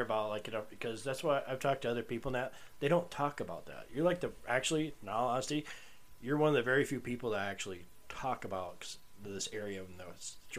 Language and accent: English; South Dakota, United States; I'm from South Dakota.